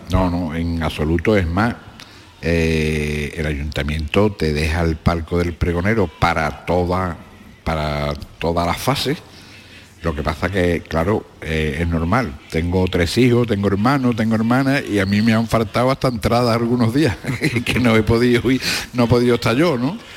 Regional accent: Cádiz, Andalusia, Spain; mi barrio del Mentidero, que la Plaza San Antonio está a 100 metros de donde yo nací

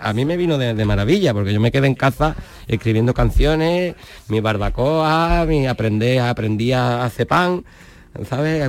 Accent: Jerez de la Frontera, Andalusia, Spain; now in Chiclana de la Frontera, Spain; Soy de Jerez porque es el equipo de mi tierra

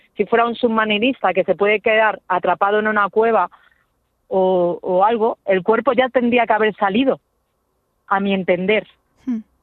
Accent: Getafe, Community of Madrid, Spain; nosotros somos de Getafe

